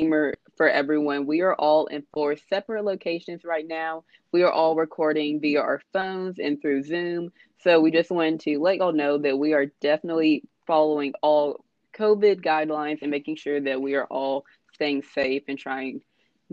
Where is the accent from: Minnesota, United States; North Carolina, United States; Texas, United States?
Texas, United States; Texarkana; moved away as an adult; now in Austin, United States; I definitely know what it's like to grow up in a small town in East Texas. I'm from Texarkana